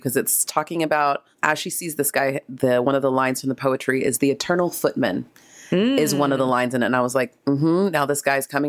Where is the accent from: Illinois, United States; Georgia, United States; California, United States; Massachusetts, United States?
California, United States; San Diego area; my dad would go to car country like Carlsbad where we grew up in San Diego area.